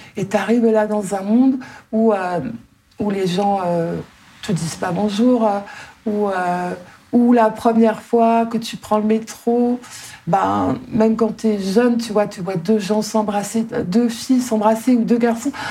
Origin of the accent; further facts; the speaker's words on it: Ardennes, Grand Est, France; moved away; also born or lived in Paris region / Libourne; J'habitais dans les Ardennes, on n'avait pas de bibliothèque.